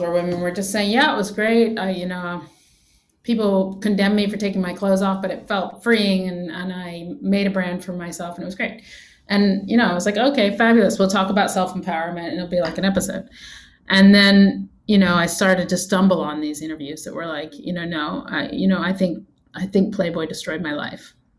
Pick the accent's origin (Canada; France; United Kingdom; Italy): United Kingdom; England; I grew up in England